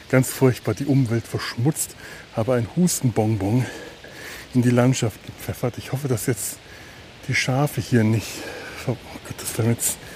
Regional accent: Cologne, North Rhine-Westphalia, Germany; Denn dazu, dafür hat man ihn ja als Kölner oder Kölnerin, ich weiß nicht. Also ich zumindest empfinde das so, dass der Rhein dazu da ist, dass ich dahin gehe.

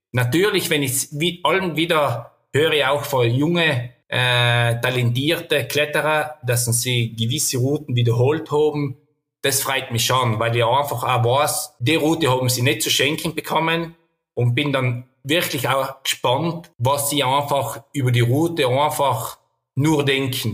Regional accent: South Tyrol, Trentino-Alto Adige, Italy; bei uns in Südtirol

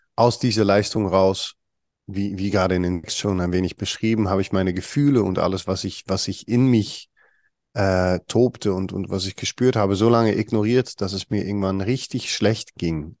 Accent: Netherlands; German is a second language; moved away; komme ich aus Holland, ich bin Holländer

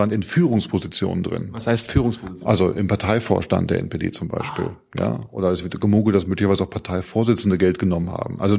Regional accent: Mecklenburg-Vorpommern, Germany; Mecklenburg auch, Mecklenburg meine Heimat.

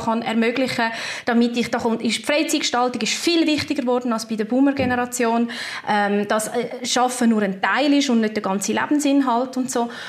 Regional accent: Switzerland; bei uns in der Schweiz

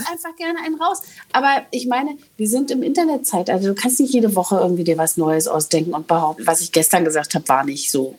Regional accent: East Germany, Germany; als Ostdeutsche

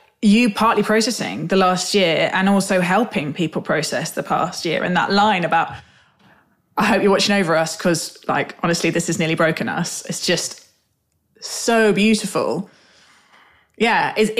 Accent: London, United Kingdom; I'm from South London, and therefore my geography of that area is patchy.

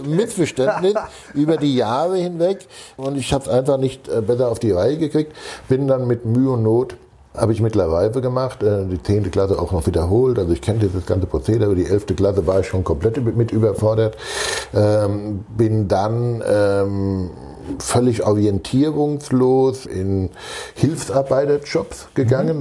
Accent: Rheinhessen, Rhineland-Palatinate, Germany; now in Hamburg, Germany; Ich bin ein gebürtiger Rheinhesse.

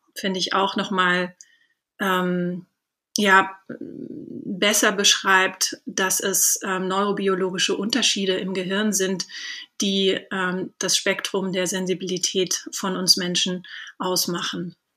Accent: Southern Germany, Germany; moved away; also born or lived in England; ich komme ursprünglich auch aus Süddeutschland

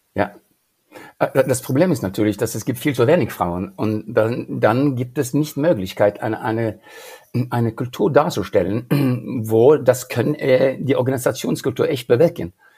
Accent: Norway; German is a second language; now in Germany; ich bin äh, in Norwegen aufgewachsen

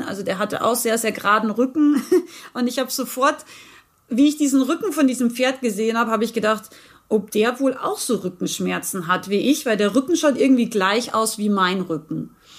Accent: Rauris, Salzburg, Austria; now in Unterhaching, Germany; ich bin ursprünglich geboren im schönen Österreich. Ich bin sozusagen eine Bergfex, wie wir sagen. Also ich bin ein Bergmensch. Ich bin aus dem Pinzgau, aus Rauris

